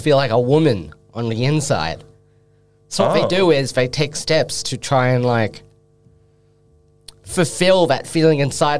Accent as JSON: {"language": "English", "town": "Melbourne", "region": "Victoria", "country": "Australia", "said": "I am from Melbourne"}